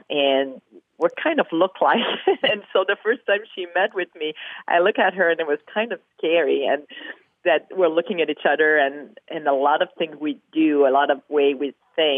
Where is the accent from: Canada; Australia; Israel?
Canada; Quebec; Growing up in Quebec, obviously, I had two brothers